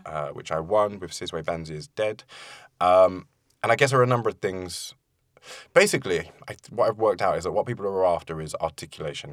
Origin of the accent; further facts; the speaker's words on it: London, United Kingdom; also born or lived in Forest Gate; I grew up in East London, in Leytonstone, and then moved to Forest Gate when I was a little bit older with my mum